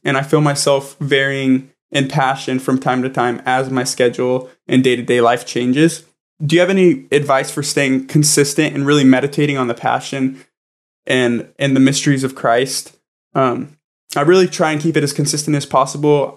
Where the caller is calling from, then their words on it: San Diego, California, United States; I'm calling from San Diego, California. I'm currently a third year student at the University of San Diego